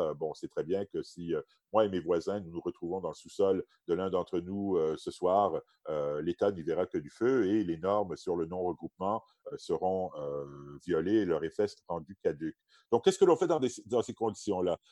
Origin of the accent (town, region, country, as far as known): Quebec, Canada; moved away as an adult; also born or lived in Oxford, England